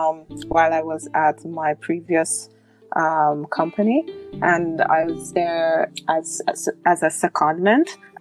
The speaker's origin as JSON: {"language": "English", "country": "Jamaica", "said": "I'm from Jamaica."}